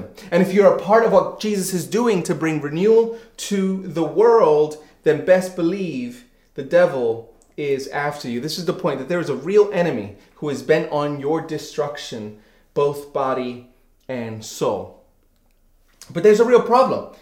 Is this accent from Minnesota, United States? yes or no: no; New York City, New York, United States; moved away; I grew up in New York City